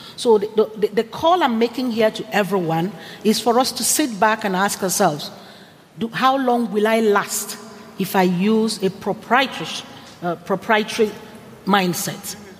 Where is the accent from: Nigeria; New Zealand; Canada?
Nigeria; moved away; I'm originally Nigerian